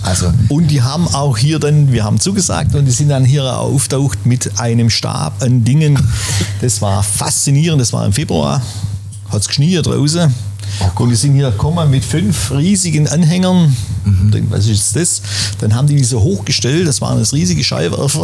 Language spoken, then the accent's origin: German; Schwäbisch Gmünd, Baden-Württemberg, Germany; in der Wohnung bin ich aufgewachsen und hier auf dem Platz groß geworden